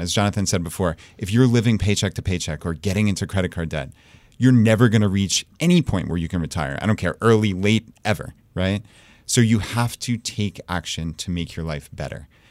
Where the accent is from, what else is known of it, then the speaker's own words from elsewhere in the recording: Long Island, New York, United States; moved away as an adult; now in Richmond, Virginia, United States; We're from Long Island, New York